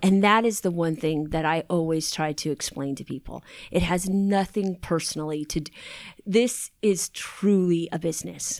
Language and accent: English; Long Beach, California, United States; I grew up in Long Beach